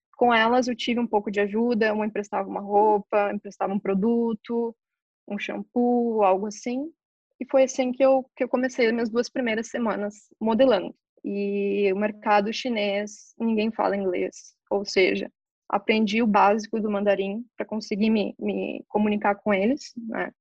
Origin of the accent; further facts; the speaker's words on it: Novo Hamburgo, Rio Grande do Sul, Brazil; moved away as an adult; Eu nasci em Novo Hamburgo e eu tive uma infância, ao meu ver, maravilhosa.